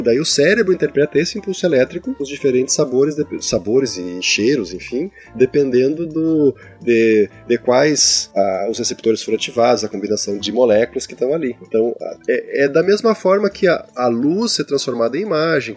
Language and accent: Portuguese; Rio Grande do Sul, Brazil; eu digo bergamota, que eu sou gaúcho